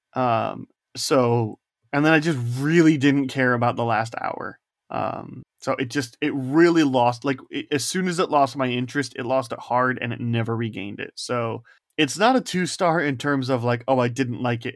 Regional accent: Indiana, United States; I'm from Indiana

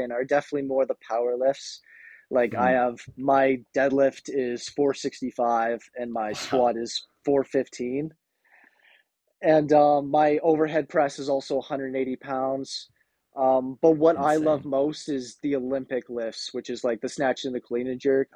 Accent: Kemptville, Ontario, Canada; I'm from Kempville, Ontario

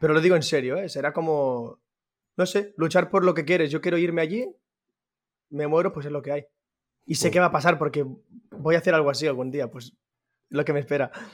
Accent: Manresa, Catalonia, Spain; soy de Manresa, eh, centro de Cataluña.

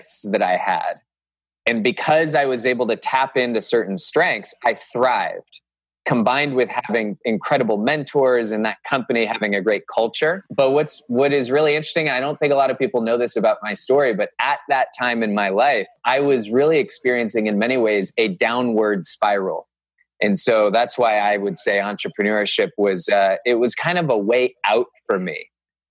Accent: Cupertino, California, United States; moved away as an adult; also born or lived in Northern Virginia; now in Hudson, United States; I grew up in Cupertino, California

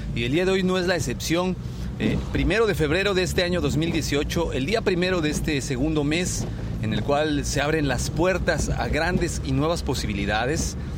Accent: Mexico; a nosotros como mexicanos

